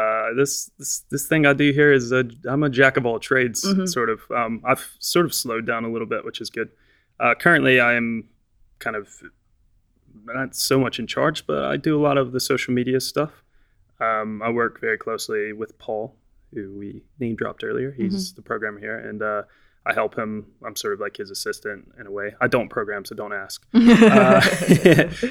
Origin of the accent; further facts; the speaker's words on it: southern Virginia, United States; moved away as an adult; now in United Kingdom; I'm from southern Virginia. I'm below what's called the Mason-Dixon line